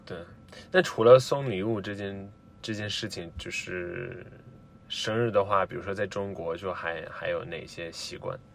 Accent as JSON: {"language": "Chinese", "town": "Rome", "region": "Lazio", "country": "Italy", "second_language": "Chinese", "said": "我来自罗马"}